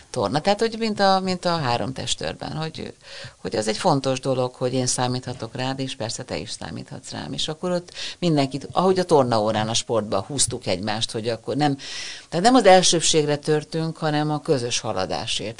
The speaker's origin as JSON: {"language": "Hungarian", "region": "Budapest", "country": "Hungary", "tie": "born or raised there", "said": "gyönyörű hatalmas téglás tűzfalak a Ferenc térnél, és hát mi ott nőttünk fel"}